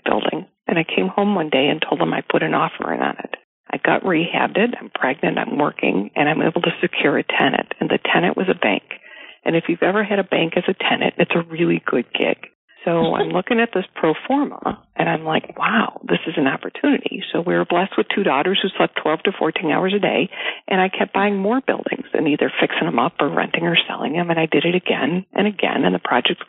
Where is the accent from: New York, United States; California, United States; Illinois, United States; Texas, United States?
Illinois, United States; Chicago; also born or lived in Indiana / Boston; I was born and raised in the Chicagoland area